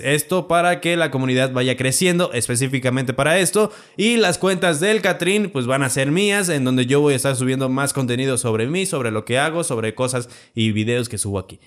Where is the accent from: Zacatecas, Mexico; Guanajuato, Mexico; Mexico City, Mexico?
Guanajuato, Mexico; Celaya; yo soy de Celaya